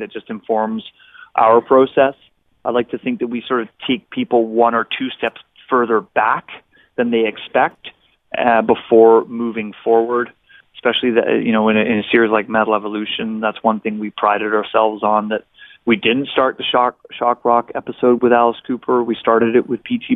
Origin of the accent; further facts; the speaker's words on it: Victoria, British Columbia, Canada; You're speaking to a hometown boy here. I'm from Victoria, BC.